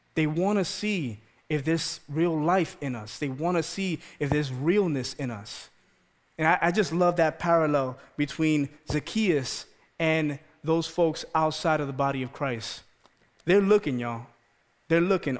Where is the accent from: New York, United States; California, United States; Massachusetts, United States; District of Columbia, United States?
New York, United States; New York City; moved away; also born or lived in Maryland; I'm born and raised in the Bronx.